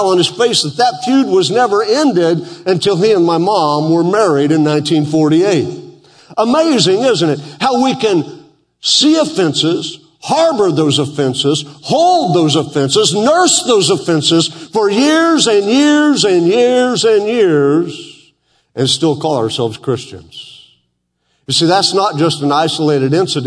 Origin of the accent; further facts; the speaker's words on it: Western Oklahoma, United States; I grew up in Western Oklahoma